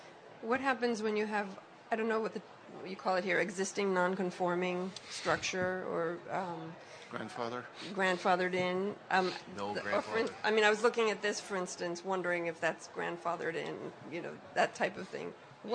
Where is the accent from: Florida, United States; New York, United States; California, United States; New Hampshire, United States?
New York, United States; I'm new here from New York, so I'm learning all the terms.